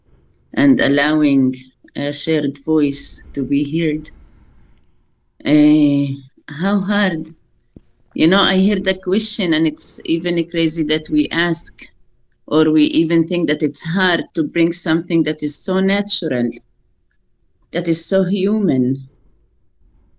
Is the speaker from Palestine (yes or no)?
yes; Al-Eizariya, West Bank, Palestine; We grew up in Isaria, which is 20 minutes walk to my grandparents' house in Ras Al Amud